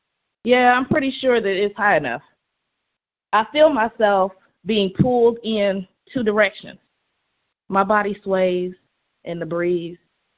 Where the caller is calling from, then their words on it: Indiana, United States; I'm calling from Indiana.